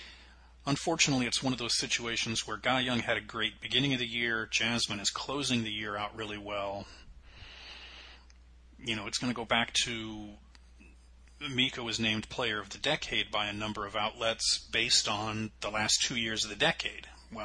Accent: United States; we're both American.

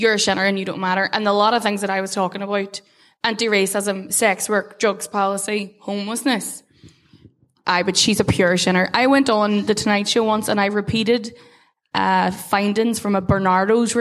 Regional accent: Derry, Northern Ireland, United Kingdom; I was very proud, not just to be from Derry, but I was very proud to be from the North.

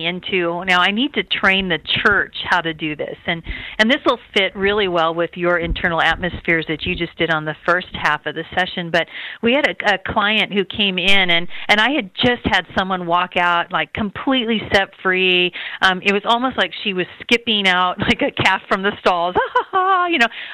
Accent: Redding, California, United States; I'm from Redding, California, my husband

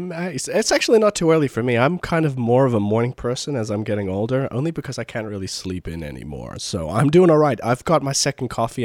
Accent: Sydney, New South Wales, Australia; moved away as an adult; now in United States; Okay, so I grew up in Sydney, Australia. I do have sort of a slight Americanization of my accent, mainly because I'm one of those people who can pick up accents very quickly. So having lived here in the States for about 6 years now

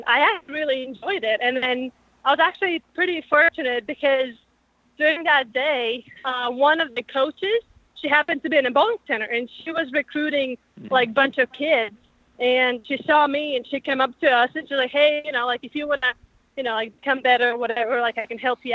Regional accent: Latvia; now in United States; I'm from Latvia

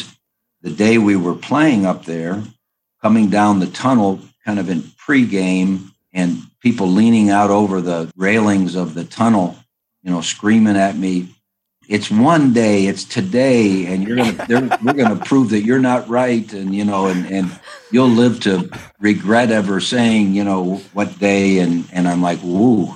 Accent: Berea, Ohio, United States; also born or lived in Youngstown, Ohio; I grew up in Ohio

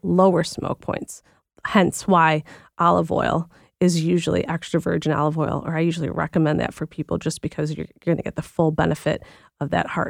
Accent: Philippines; And I think most people know at this point that I'm Filipino, so I'm Asian

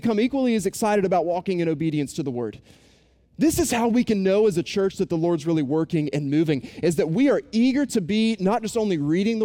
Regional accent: Boone, North Carolina, United States; moved away; I was growing up in Boone, North Carolina is where I'm from

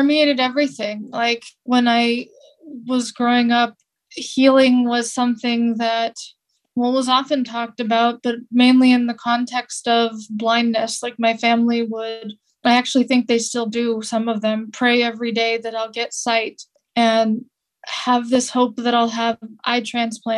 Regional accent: California, United States; where I grew up in California

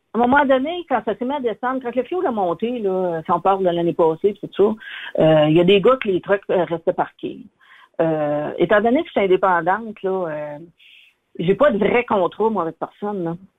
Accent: Abitibi, Quebec, Canada; je suis native de l'Abitibi

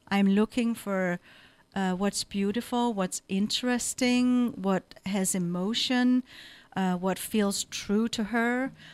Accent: Denmark; moved away as an adult; also born or lived in Nepal; now in San Francisco Bay Area, United States; I come from Denmark.

